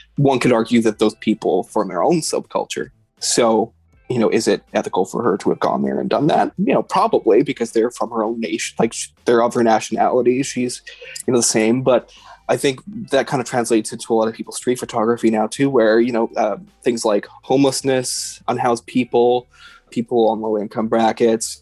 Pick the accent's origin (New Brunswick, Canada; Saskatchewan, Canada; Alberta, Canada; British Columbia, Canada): Alberta, Canada; Edmonton; I grew up in Edmonton